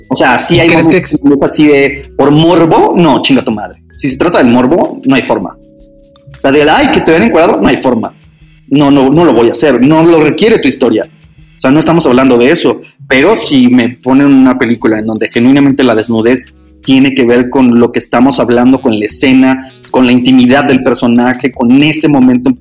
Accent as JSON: {"language": "Spanish", "town": "Hermosillo", "region": "Sonora", "country": "Mexico", "moved": "as an adult", "lives_now": "Mexico City, Mexico", "said": "en Hermosillo, soy de Hermosillo"}